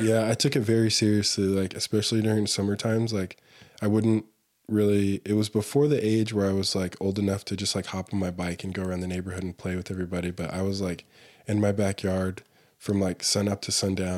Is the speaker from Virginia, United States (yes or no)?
no; Allen, Texas, United States; moved away as an adult; also born or lived in Denton, Texas / Dallas, Texas / Mongolia; now in Salt Lake City, United States; I grew up in Texas